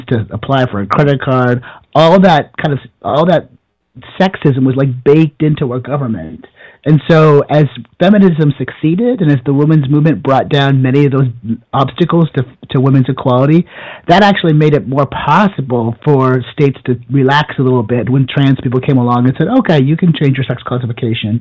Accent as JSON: {"language": "English", "country": "Canada", "tie": "born or raised there", "moved": "yes", "said": "I grew up in Canada in a village of 200 people"}